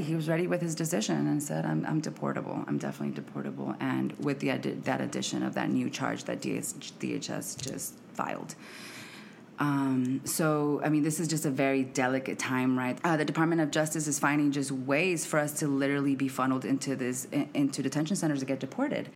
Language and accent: English; United States; moved away as an adult; also born or lived in Mexico; now in Washington, D.C., United States; I am mexicana, and I am from Arizona slash Santa Ana, California. So, I'm from the West Coast